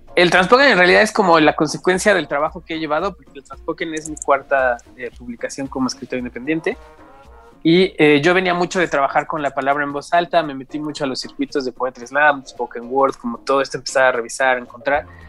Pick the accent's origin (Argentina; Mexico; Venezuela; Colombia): Mexico; Mexico City; yo en realidad nací y crecí en Iztapalapa hasta como los 20 años.